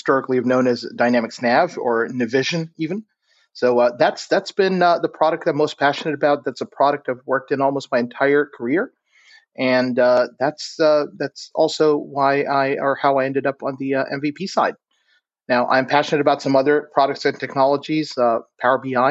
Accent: Saudi Arabia; moved away as an adult; also born or lived in Florida, United States; now in Houston, United States; I'm originally I'm Arabic and Indian. That's my heritage. And I've grown up in Saudi Arabia. I moved to the States for an education, and I stayed

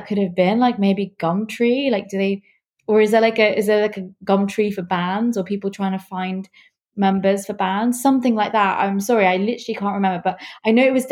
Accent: Uzbekistan; moved away; I'm from Uzbekistan.

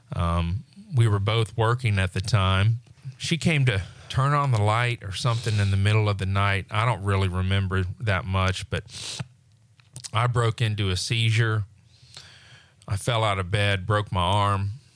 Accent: Pensacola, Florida, United States; also born or lived in Destin; born and raised in Pensacola

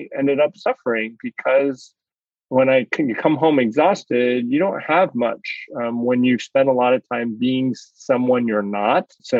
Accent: United States; I'm Chinese American, Asian American

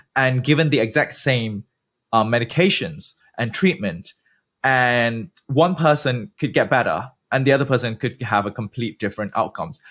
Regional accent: Malaysia; moved away as an adult; also born or lived in United Kingdom / New York, United States / New Jersey, United States / Germany; originally I'm from Malaysia, born and bred. I didn't leave the country until I was twenty

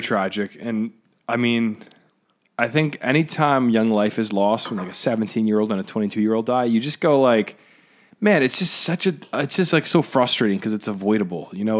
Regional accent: United States; I'm an American

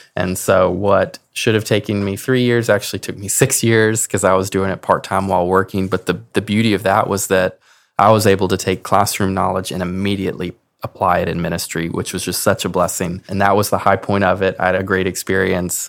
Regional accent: Clarksville, Tennessee, United States; I am from Clarksville, Tennessee

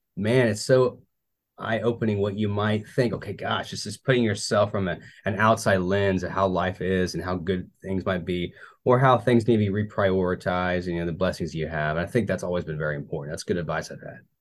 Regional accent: Tulsa, Oklahoma, United States; moved away as an adult; in Tulsa, Oklahoma, that's my hometown.

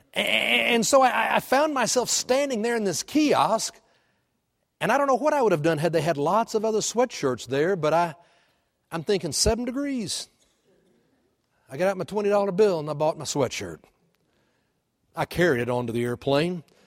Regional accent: Texas, United States; moved away as an adult; now in Oklahoma, United States; I was born in Texas, and I grew up in Texas

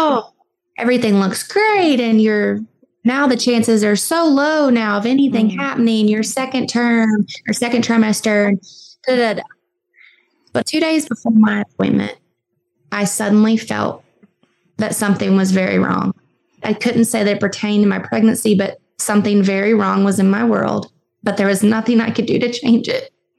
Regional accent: Southwest Virginia, United States; I'm from Southwest Virginia.

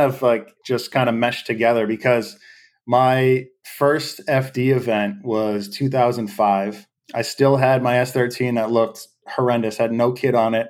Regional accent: Derry, New Hampshire, United States; I'm from Derry, New Hampshire, a small town in, uh, southern New Hampshire on the eastern side of the states

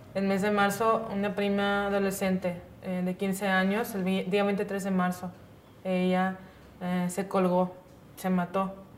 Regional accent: Punta Chueca, Sonora, Mexico; se llama mi pueblo Punta Chueca

